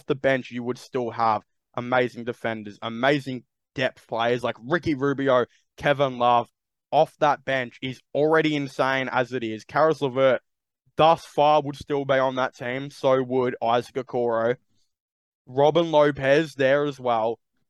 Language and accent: English; Australia; as an Australian